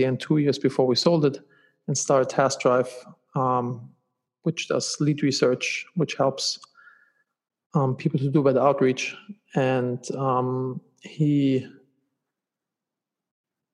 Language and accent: English; Germany; moved away as an adult; also born or lived in Los Angeles; now in United States; I'm originally from Germany.